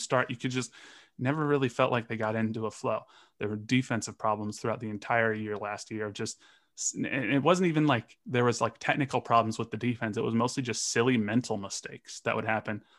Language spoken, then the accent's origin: English; Los Angeles, California, United States; moved away as an adult; now in Kansas City, United States; I grew up in Los Angeles. I'm born and raised in L